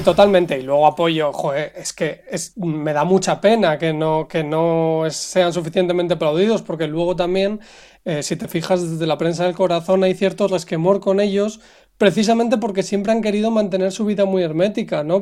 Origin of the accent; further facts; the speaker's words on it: Spain; como español